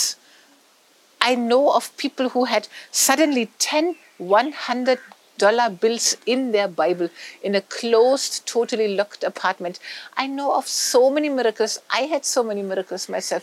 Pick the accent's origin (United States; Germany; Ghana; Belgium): Germany; moved away; I come from Germany